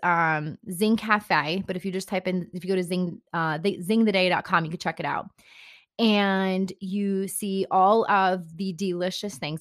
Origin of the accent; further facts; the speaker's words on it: Bergen County, New Jersey, United States; I am from Bern County originally